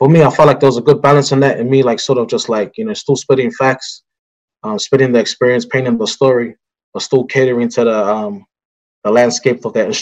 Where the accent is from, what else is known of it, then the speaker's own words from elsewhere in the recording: Auckland, New Zealand; our experience in growing up in Onehunga